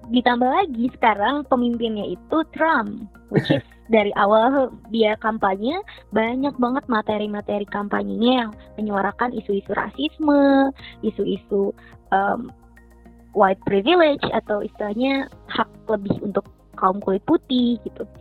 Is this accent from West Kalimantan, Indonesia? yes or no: no; Lombok, West Nusa Tenggara, Indonesia; moved away; also born or lived in Jakarta, Indonesia; aku bilang dari Lombok